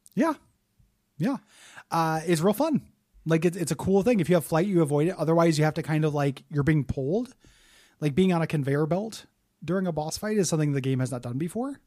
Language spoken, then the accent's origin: English; United States; we're American